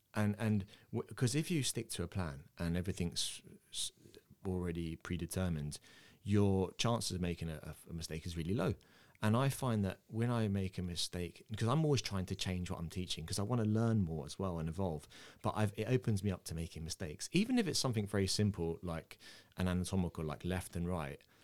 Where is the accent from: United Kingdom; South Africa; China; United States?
United Kingdom; England; accent: English; I was born in England. I have an English accent, but my mum and dad are Irish